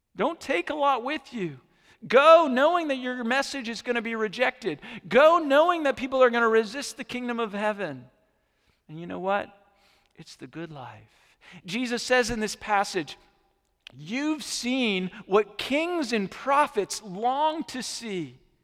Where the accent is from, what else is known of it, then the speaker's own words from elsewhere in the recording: Norwich, Vermont, United States; moved away; Norwich, Vermont, which is the town that I grew up in.